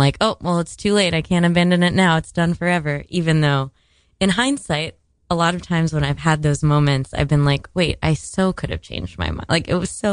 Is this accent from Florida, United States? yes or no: yes; Miami, Florida, United States; I'm from Miami